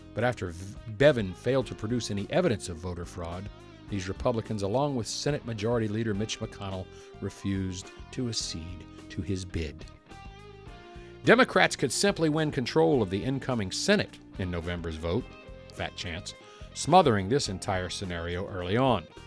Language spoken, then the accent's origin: English; Louisiana, United States; I'm from Louisiana